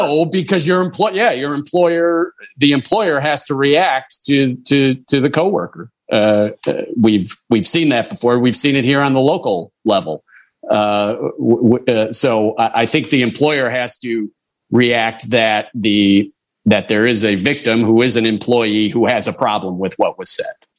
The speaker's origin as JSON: {"language": "English", "town": "Chicago", "region": "Illinois", "country": "United States", "tie": "born or raised there", "said": "I am a Cub fan, and I grew up near Wrigleyville."}